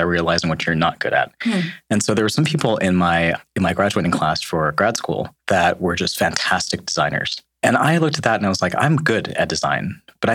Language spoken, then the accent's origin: English; Chicago, Illinois, United States; moved away as an adult; also born or lived in Seattle / Bay Area / Michigan; now in East Bay, United States; I was born and raised in Chicago